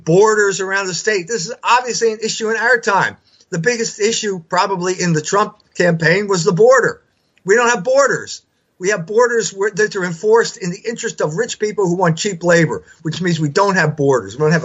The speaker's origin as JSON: {"language": "English", "country": "United States", "said": "I'm an American because my German ancestors couldn't make any money over there"}